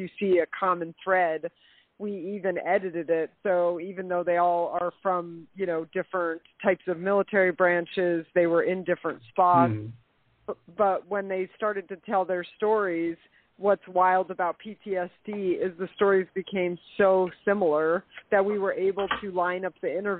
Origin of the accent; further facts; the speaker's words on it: Colorado, United States; also born or lived in Marquette, Michigan; I was born in Marquette, Michigan, but my family moved to Colorado, so I was raised in Colorado